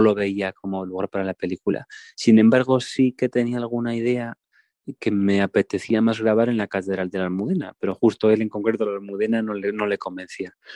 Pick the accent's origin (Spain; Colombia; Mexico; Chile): Spain; Santiago de Compostela, Galicia; yo soy de Santiago de Compostela